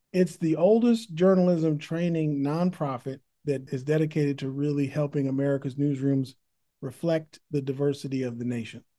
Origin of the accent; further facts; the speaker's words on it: Berkeley, California, United States; also born or lived in San Francisco, California; now in Oakland, United States; I was born in San Francisco, raised in Berkeley, California, then defected to Oakland